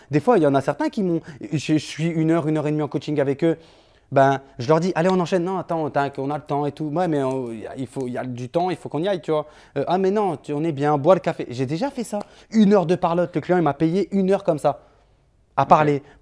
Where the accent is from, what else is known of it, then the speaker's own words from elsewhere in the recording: Switzerland; moi je suis suisse.